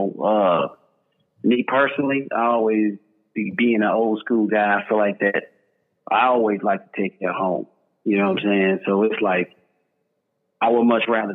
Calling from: San Antonio, Texas, United States; I'm calling from San Antonio, Texas.

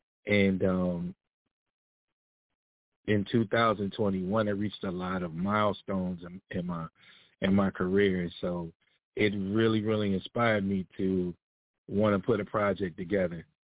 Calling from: Atlanta, Georgia, United States; I'm actually calling from Atlanta, Georgia.

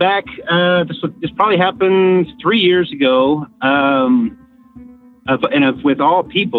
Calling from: San Antonio, Texas, United States; San Antonio, Texas.

